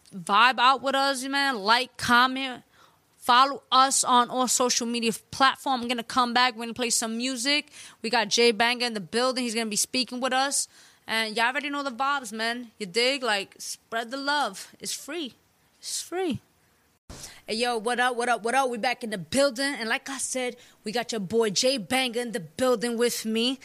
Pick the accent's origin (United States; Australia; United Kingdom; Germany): United States; New York City, New York; I'm a Latina from the Bronx.